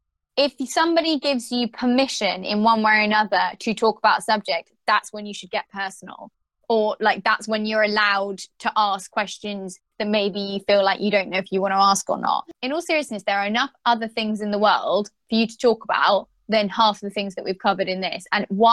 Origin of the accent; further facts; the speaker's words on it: United Kingdom; we're so British.